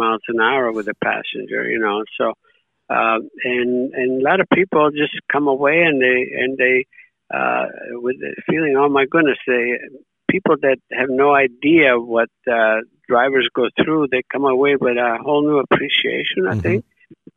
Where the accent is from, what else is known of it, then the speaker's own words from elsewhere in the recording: Italy; now in United States; having grown in, born and raised in Italy